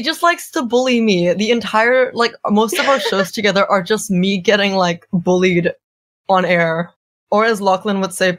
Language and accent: English; Singapore; moved away as an adult; now in Melbourne, Australia; I was born in Singapore, raised in Singapore, and pretty much only came to Melbourne at the end of 2022.